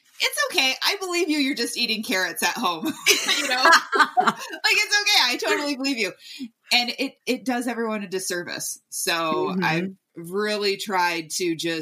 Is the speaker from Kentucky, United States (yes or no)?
no; Michigan, United States; I'm from Michigan, so we had basements there